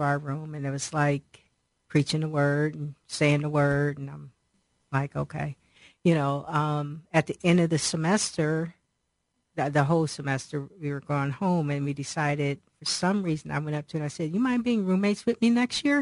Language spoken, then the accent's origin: English; Cleveland, Ohio, United States; also born or lived in Akron, Ohio; I was born in Akron, apparently when I was about 2.5 years old, we moved to Cleveland because my dad's job transferred to Cleveland